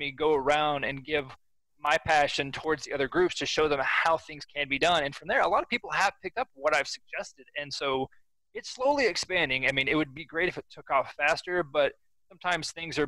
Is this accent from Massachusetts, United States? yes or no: no; Oklahoma, United States; I'm kind of stuck in my home state